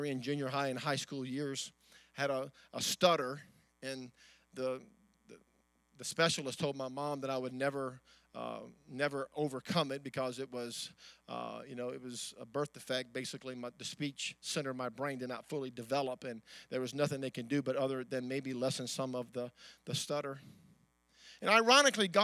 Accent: Amite City, Louisiana, United States; I was born in a little farm town. My dad was a strawberry farmer in the town of Amite City

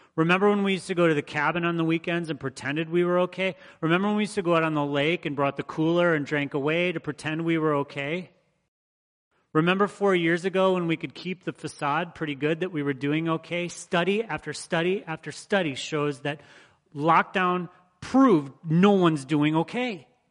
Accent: Michigan, United States; the people I grew up around in Michigan

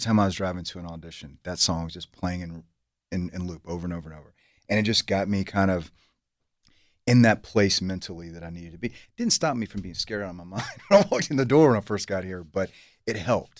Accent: Savannah, Georgia, United States; moved away; also born or lived in Los Angeles; I grew up outside of Savannah, a few miles outside of Savannah, uh, in a trailer park, dirt poor

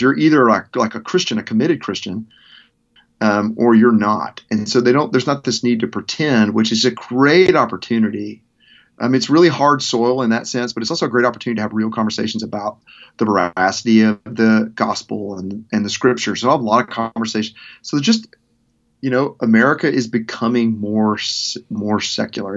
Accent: Arkansas, United States; moved away; also born or lived in Memphis / Mississippi / Nashville; growing up in Arkansas

